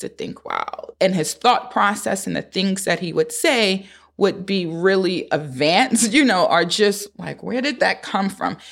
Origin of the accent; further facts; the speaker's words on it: New York City, New York, United States; live in Harlem, born and raised in Harlem